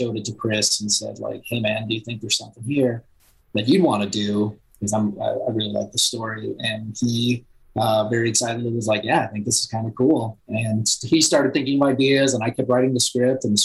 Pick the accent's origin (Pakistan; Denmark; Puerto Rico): Puerto Rico; I was born in Puerto Rico.